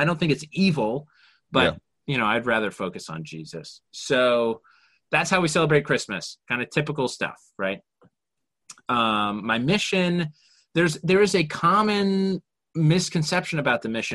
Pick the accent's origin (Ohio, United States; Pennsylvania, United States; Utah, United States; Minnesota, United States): Utah, United States; Orem; I grew up in Orem